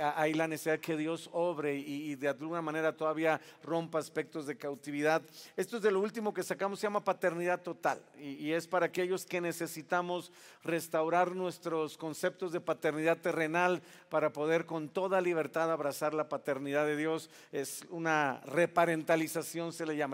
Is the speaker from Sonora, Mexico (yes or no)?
no; Veracruz, Mexico; Yo soy jarocho